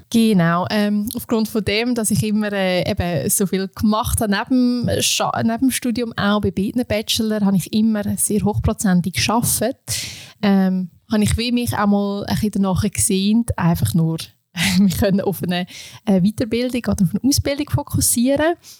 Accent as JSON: {"language": "German", "town": "Beinwil am See", "region": "Aargau", "country": "Switzerland", "tie": "born or raised there", "also_born_or_lived": "Indonesia", "lives_now": "Aarau, Switzerland", "said": "Ich komme ursprünglich aus dem Aargau, ähm, aus Beinwil am See. Dort bin ich aufgewachsen"}